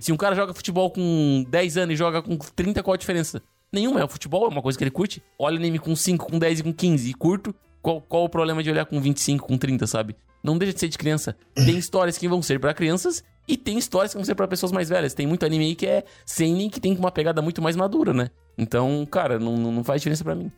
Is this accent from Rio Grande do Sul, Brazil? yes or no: yes; town on the Brazil–Uruguay border, Rio Grande do Sul, Brazil; moved away; minha cidade natal, onde eu cresci